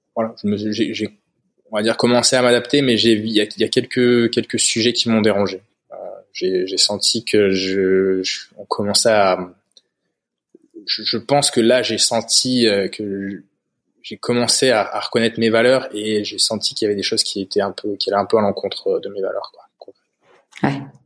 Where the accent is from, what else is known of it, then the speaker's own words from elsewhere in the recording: Haute-Loire, Auvergne-Rhône-Alpes, France; now in Spain; j'ai grandi en, Haute-Loire, dans le centre de, la France, dans la région d'Auvergne